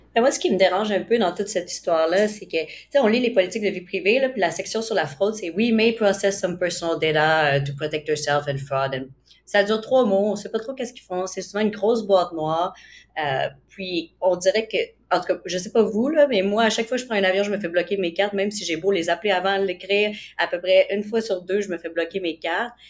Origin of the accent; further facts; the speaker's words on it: Canada; en tant que Canadien